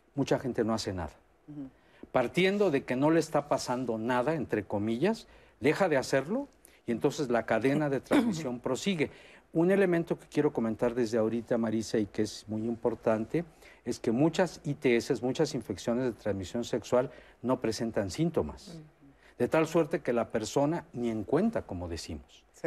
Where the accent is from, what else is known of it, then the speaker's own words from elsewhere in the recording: Mexico; en el medio mexicano somos muy